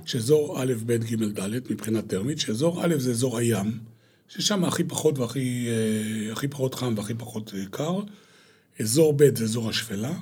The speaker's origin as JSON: {"language": "Hebrew", "town": "Hulata", "region": "Northern District", "country": "Israel", "tie": "born or raised there", "also_born_or_lived": "Eilat", "moved": "as an adult", "said": "גדלתי בקיבוץ, אה, חולתה, עד לפני, אה, כעשרים שנה, שאז עזבתי את הקיבוץ"}